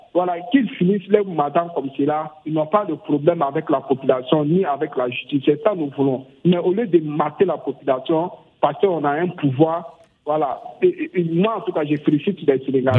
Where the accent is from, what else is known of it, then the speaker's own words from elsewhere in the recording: Burkina Faso; chez nous au Burkina Faso